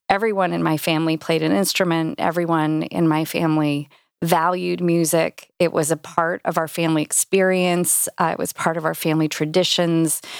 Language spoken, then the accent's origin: English; Indianapolis, Indiana, United States; also born or lived in Cincinnati / Carmel, Indiana; Indy's my hometown. This is, this is where I grew up